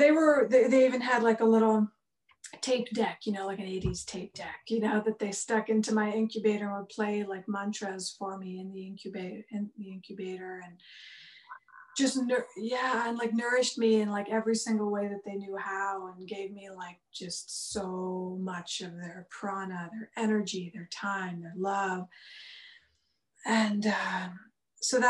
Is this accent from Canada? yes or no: yes; Vancouver, British Columbia, Canada; also born or lived in India; I was born here in Vancouver, BC, where I'm at now. I actually live on the same block as the house I grew up on